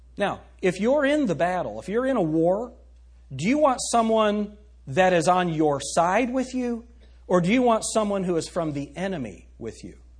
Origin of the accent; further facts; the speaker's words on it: United States; as American citizens or as people who live in the United States